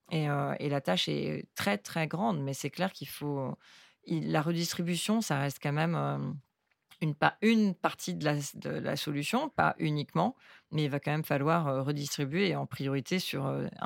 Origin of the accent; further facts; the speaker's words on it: Hong Kong; Mais, j'ai grandi à Hong Kong dans le milieu de la finance qui, en fait, qui était complètement déconnecté du réel.